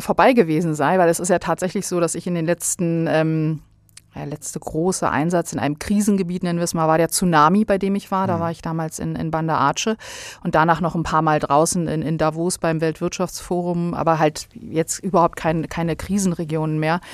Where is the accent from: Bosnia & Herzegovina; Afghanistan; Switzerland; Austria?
Bosnia & Herzegovina; also born or lived in Berlin, Germany; now in Germany; ich bin in Berlin geboren und bin dann aber sehr, sehr bald schon nach Bosnien zu meiner, ähm, äh, Großmutter gebracht worden und habe dann da den größten Teil meiner Kindheit verbracht.